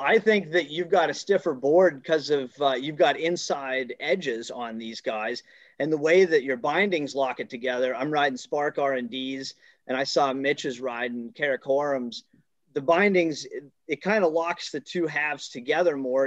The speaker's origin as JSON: {"language": "English", "area": "Killington Pico area", "region": "South Central Vermont", "country": "United States", "said": "I'm from South Central Vermont, around Killington Pico area."}